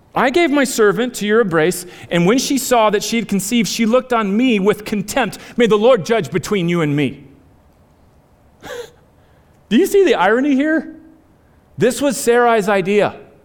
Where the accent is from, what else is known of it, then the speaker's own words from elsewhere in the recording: United States; I am born and bred in America in the 21st century